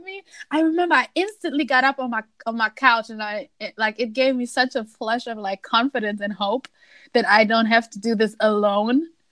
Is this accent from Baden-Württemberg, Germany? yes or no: no; Essen, North Rhine-Westphalia, Germany; moved away; in my hometown in Essen